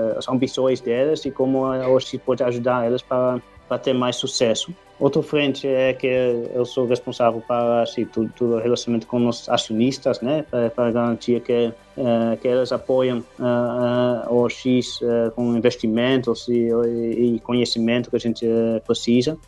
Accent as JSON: {"language": "Portuguese", "country": "Netherlands", "also_born_or_lived": "England", "second_language": "Portuguese", "moved": "as an adult", "lives_now": "Brazil", "said": "eu sou holandês originalmente"}